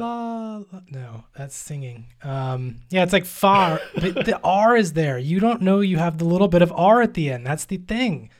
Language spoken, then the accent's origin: English; United States; I am American